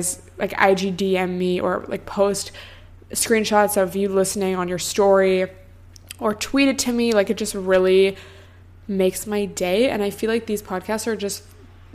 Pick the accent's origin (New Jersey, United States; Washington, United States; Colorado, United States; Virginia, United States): Washington, United States; near Seattle; now in Los Angeles, United States; I grew up near Seattle where it rains all the time